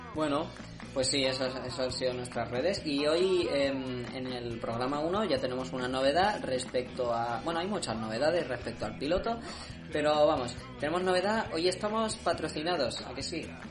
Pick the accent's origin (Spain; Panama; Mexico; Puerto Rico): Spain; Montmeló, Catalonia; mi pueblo está ya no es Cataluña